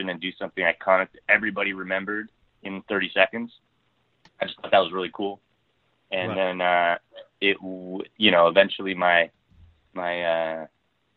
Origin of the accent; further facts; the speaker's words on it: Ontario, Canada; moved away as an adult; now in Vancouver, Canada; I'm from Ontario originally.